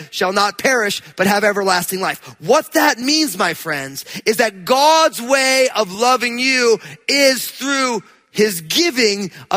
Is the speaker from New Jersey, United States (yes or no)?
yes; New Jersey, United States; I'm from New Jersey